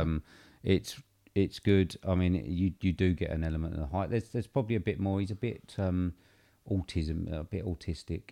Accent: United Kingdom; we're obviously British

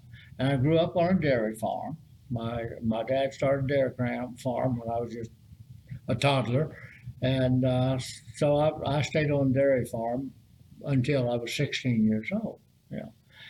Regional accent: Fairmont, West Virginia, United States; moved away as an adult; also born or lived in Clarksburg, West Virginia; now in Huntington, United States; I got stationed in my hometown of Fairmont

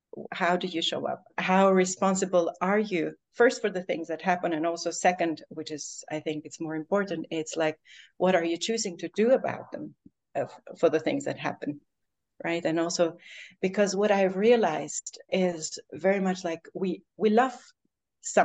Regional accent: Albania; moved away; I've also for the last 3 months been living in Albania, in my home country.

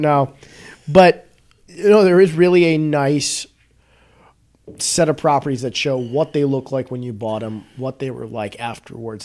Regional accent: Northbrook, Illinois, United States; I grew up in Northbrook

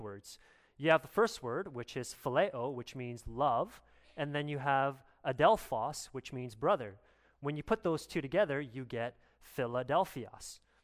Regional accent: Canada; as a Canadian

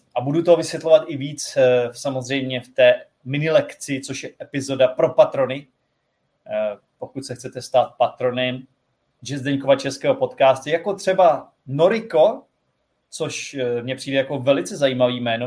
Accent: Czechia; jsem Čech

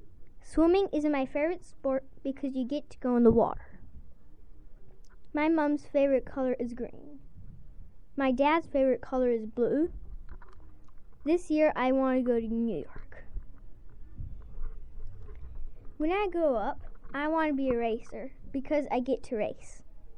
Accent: Serbia; I am 8 years old. I speak two languages, Serbian and English. I was born in Serbia.

